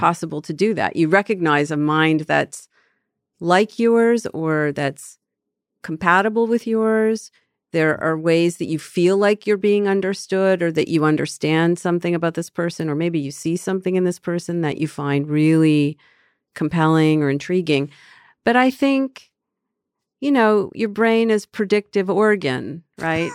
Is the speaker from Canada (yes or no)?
yes; Canada; moved away; I'm from Canada